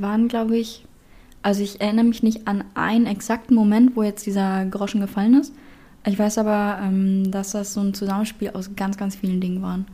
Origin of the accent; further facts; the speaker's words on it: Berlin, Germany; moved away as an adult; now in Hamburg, Germany; ich bin dementsprechend halt in Berlin auch geboren